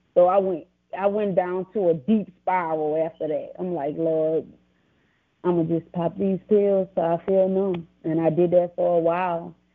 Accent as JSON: {"language": "English", "town": "New Orleans", "region": "Louisiana", "country": "United States", "tie": "born or raised there", "also_born_or_lived": "Laurel, Mississippi", "said": "I'm from Laurel, Mississippi, raised in New Orleans, Louisiana"}